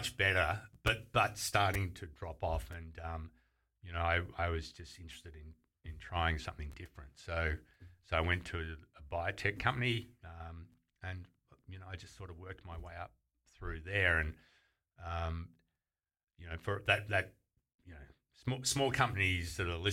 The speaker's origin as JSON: {"language": "English", "town": "Geelong", "region": "Victoria", "country": "Australia", "tie": "born or raised there", "said": "I grew up in Geelong, which was, you know, 15 minutes from Torquay and Bells Beach"}